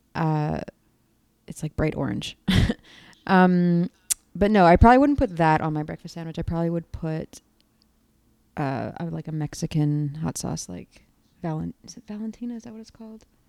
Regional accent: Toronto, Ontario, Canada; now in Chicago, United States; I'm from Toronto, Canada

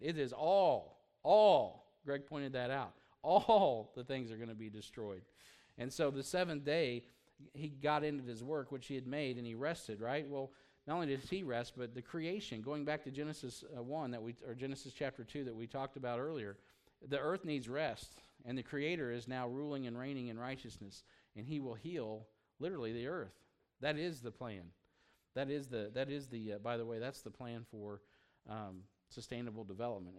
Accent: United States; being an American

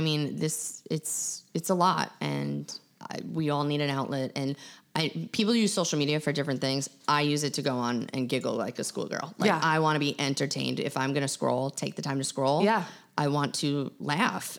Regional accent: Long Island, New York, United States; Growing up on Long Island

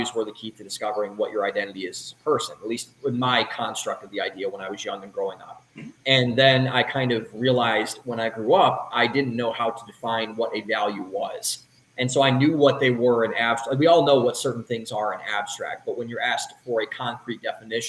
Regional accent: Cleveland, Ohio, United States; moved away as an adult; also born or lived in Columbus, Ohio / Boston, Massachusetts; now in Austin, United States; I was born in Cleveland, Ohio, was raised up there for the first 18 years of my life

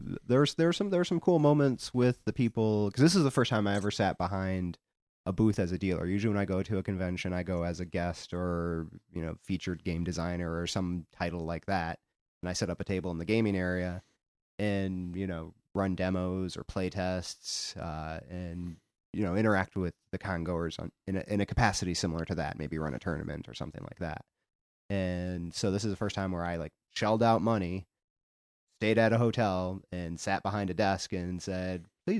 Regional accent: Louisville, Kentucky, United States; I grew up here in Louisville, which I think is what most people probably know.

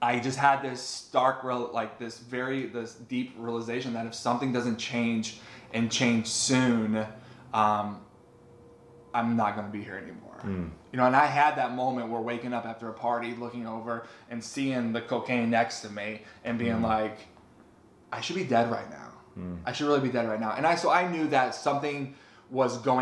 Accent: Texas Panhandle, United States; I grew up in the Bible Belt of Texas Panhandle

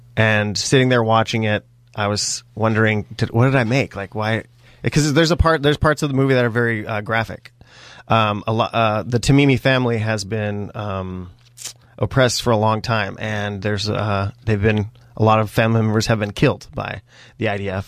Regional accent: Springfield, Oregon, United States; also born or lived in Bend, Oregon; I was, uh, born and raised in Springfield, Oregon. I'm a true-blooded Oregonian

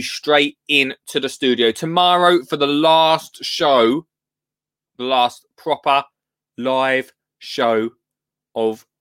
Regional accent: Essex, East of England, United Kingdom; I'm from Essex, but I'm not just any Essex person. I mean, VIP Essex, which is Colchester and Tendrin

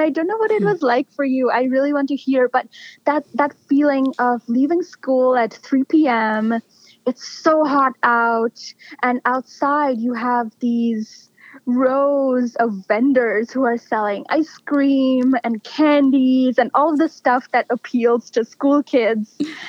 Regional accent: India; I was drawing on what I had observed and learned from growing up in India.

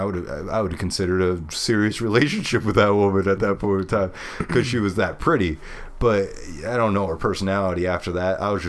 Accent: Brooklyn, New York, United States; We're talking about how the pizza's great and how she's from Queens and I'm from Brooklyn.

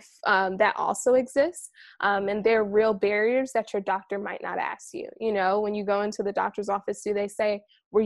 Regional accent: New York, United States; moved away; I'm originally from New York

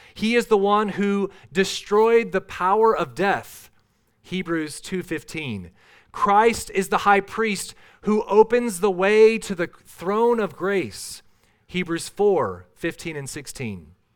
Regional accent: Minnesota, United States; I grew up in Minnesota.

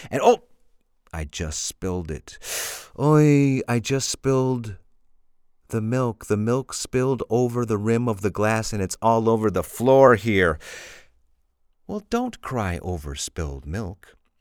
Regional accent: Illinois, United States; moved away as an adult; now in Spain; I'm from Illinois, which is a very flat state

